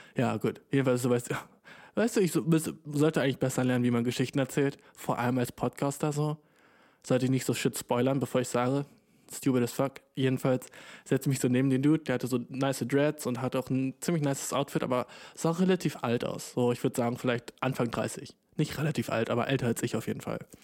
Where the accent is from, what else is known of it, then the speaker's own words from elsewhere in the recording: Germany; ich komme ja aus Deutschland